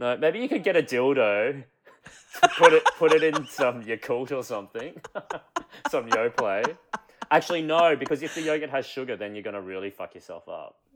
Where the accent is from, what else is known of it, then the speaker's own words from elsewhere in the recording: Queensland, Australia; moved away as an adult; also born or lived in Brisbane; now in Sydney, Australia; I'm currently based in Sydney and I have been here for the last three years, but I still very much think of myself as a Queenslander who happens to live in Sydney.